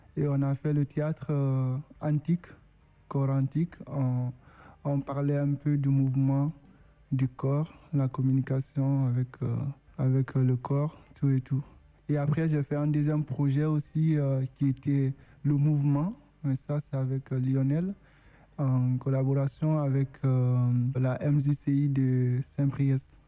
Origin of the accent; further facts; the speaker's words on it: Guinea; first language Susu; French is a second language; moved away as an adult; now in France; Je suis originaire de la Guinée, arrivé en France